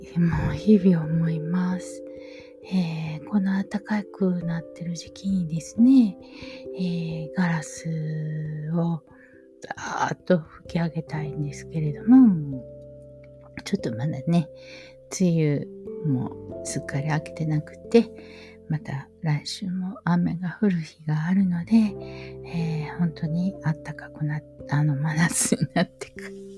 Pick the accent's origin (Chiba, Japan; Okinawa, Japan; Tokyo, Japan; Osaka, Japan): Osaka, Japan; 私は大阪の中央区で育ったんですけれども